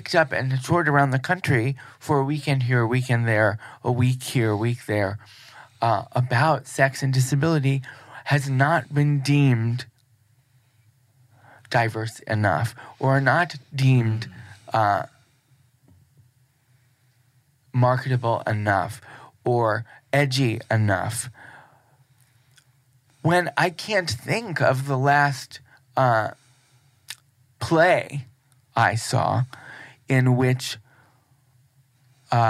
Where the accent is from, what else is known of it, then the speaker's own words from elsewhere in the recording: Cleveland, Ohio, United States; in Cleveland, which is also my hometown